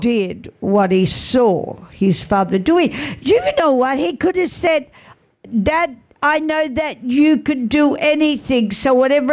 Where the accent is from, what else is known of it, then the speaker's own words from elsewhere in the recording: Australia; I'm Australian